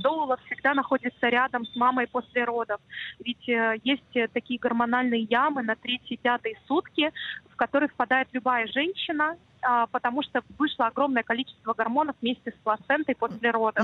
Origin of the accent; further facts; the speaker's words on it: Minsk, Belarus; moved away; такой вот у нас Минск был маленький, я сама родом из Минска